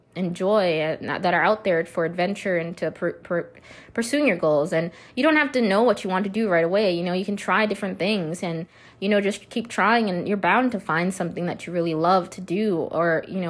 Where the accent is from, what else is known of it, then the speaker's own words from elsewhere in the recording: Minnesota, United States; now in Nevada, United States; But I'm originally from Minnesota. I know some of you know that, and I am relocated out to, you know, Nevada.